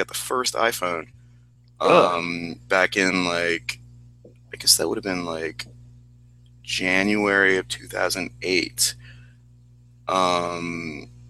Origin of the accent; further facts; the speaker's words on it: Ohio, United States; I'm from Ohio as well